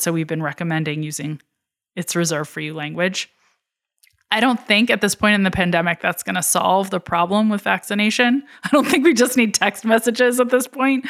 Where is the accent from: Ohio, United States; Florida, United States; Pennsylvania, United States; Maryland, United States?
Pennsylvania, United States; Philadelphia; my hometown of Philadelphia